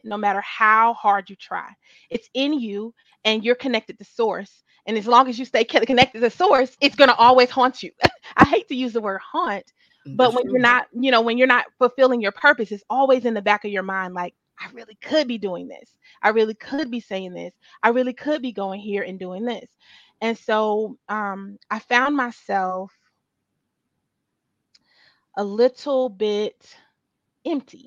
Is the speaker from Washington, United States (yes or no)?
no; Durham, North Carolina, United States; also born or lived in Cleveland, Ohio / Charlotte, North Carolina; I'm from Cleveland, but I grew up in Durham, Bull City bred